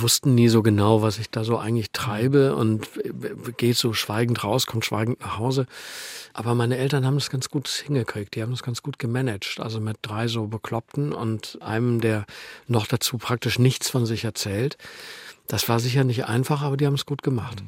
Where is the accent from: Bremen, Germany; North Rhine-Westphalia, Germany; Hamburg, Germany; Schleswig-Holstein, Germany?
North Rhine-Westphalia, Germany; Meerbusch; moved away as an adult; also born or lived in Düsseldorf / Bavaria / Italy; Ich bin auf der anderen Rheinseite aufgewachsen in Meerbusch. Das ist ein Vorort von Düsseldorf